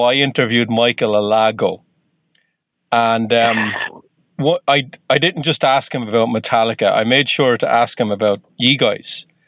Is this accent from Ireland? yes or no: yes; Ireland; I'm from Ireland